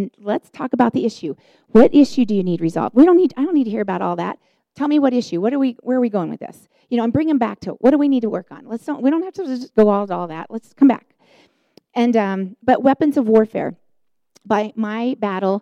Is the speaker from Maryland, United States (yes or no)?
no; Chicago, Illinois, United States; moved away; also born or lived in Denver, Colorado; I was on staff at the church here in the Denver area, and I'm from Chicago